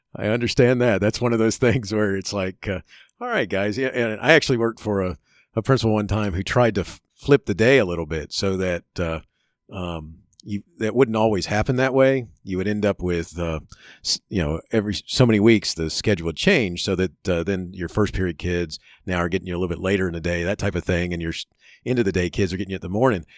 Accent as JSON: {"language": "English", "region": "Florida", "country": "United States", "tie": "born or raised there", "also_born_or_lived": "Chicago", "said": "I grew up in Florida"}